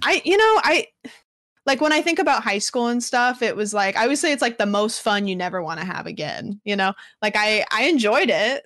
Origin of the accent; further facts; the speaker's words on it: Pacific Northwest, United States; I am from the Pacific Northwest